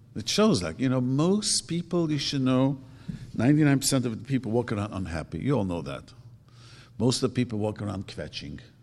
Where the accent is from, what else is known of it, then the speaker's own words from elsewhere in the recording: New York City, New York, United States; also born or lived in Lakewood; now in Los Angeles, United States; I grew up in Williamsburg